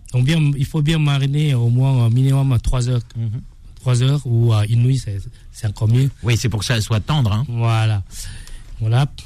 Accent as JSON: {"language": "French", "country": "Thailand", "said": "c'est pas du tout les sauces qu'on consomme en Thaïlande. Hein. Non, non, mais chez nous, à Banat ou Kobun, on fait la sauce nous-mêmes."}